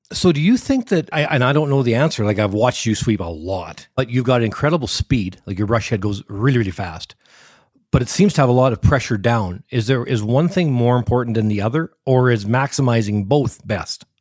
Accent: Canada; I'm a Canadian

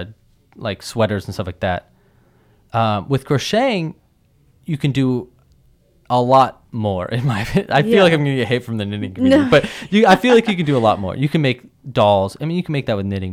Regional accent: California, United States; I'm just from California

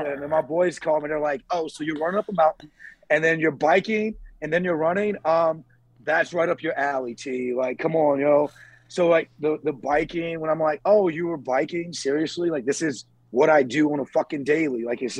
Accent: Southern United States, United States; I mean, I grew up in the South eating chitlins and pig

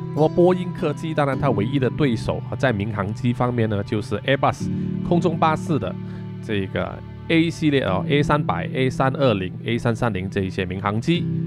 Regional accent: Malaysia; 我们马来西亚人

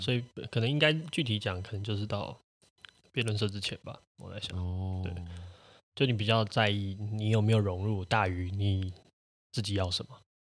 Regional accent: Taiwan; also born or lived in Tianmu, Taipei; 我会可能更，更多会说我是住天母，或者是我是做这哦。这样子的地方，我不会说我是台湾人

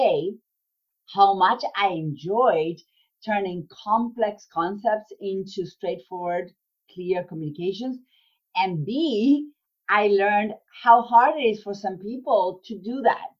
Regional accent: Argentina; moved away as an adult; now in United States; I was born and raised in Argentina

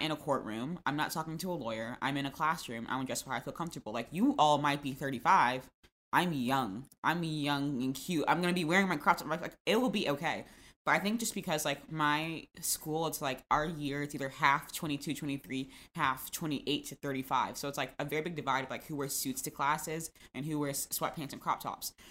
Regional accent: Florida, United States; I'm from Florida

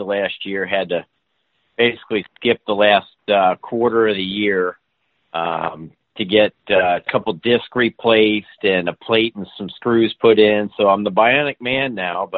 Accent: Kentucky, United States; the course I grew up at in Kentucky, Summit Hills Country Club

